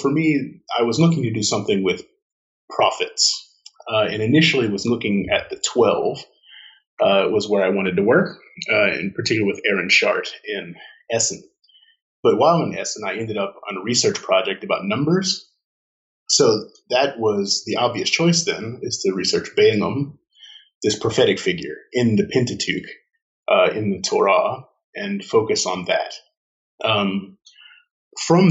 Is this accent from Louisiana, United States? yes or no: yes; Baton Rouge, Louisiana, United States; moved away as an adult; also born or lived in Jena, Germany / North Carolina / Erlangen, Germany / Münster, Germany; I was born and raised in Baton Rouge, Louisiana, the youngest of four children in that family.